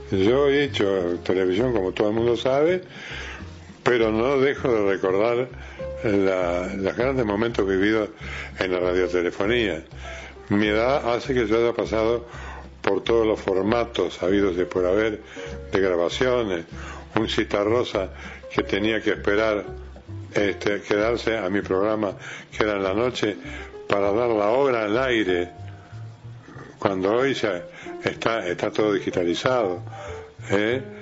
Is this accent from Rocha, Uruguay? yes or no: yes; Rocha, Uruguay; yo cuando me vine de Rocha, vine a estudiar para bancario.